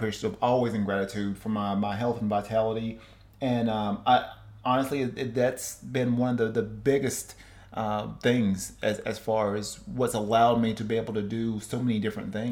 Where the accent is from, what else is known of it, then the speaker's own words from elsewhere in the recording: Cleveland, Tennessee, United States; now in West Coast, United States; home to my hometown in Cleveland, Tennessee, seeing friends and family